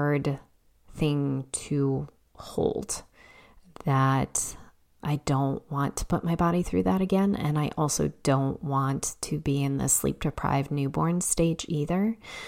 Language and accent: English; Chicago, Illinois, United States; moved away as an adult; also born or lived in Massachusetts; now in Illinois, United States; I grew up on the South Side in a working class neighborhood